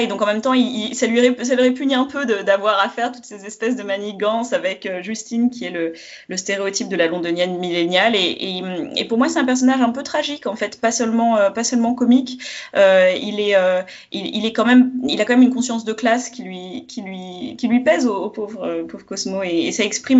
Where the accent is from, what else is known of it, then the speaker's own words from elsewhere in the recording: France; je suis française